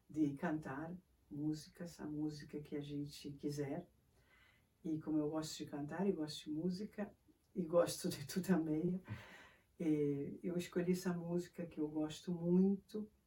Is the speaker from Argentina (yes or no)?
yes; Argentina; now in Brazil; eu sou argentina, moro no Brasil há muito tempo.